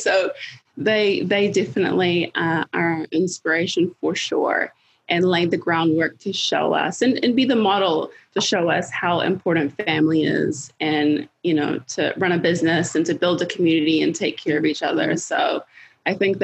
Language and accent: English; Blenheim, Marlborough, New Zealand; also born or lived in Los Angeles; I grew up in Blenheim. The region is Marlborough, which is our largest grape growing region in New Zealand.